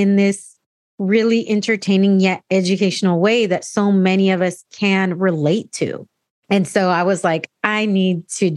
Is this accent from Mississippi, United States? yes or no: no; San Diego, California, United States; me being an American born Latina, you know, born here in San Diego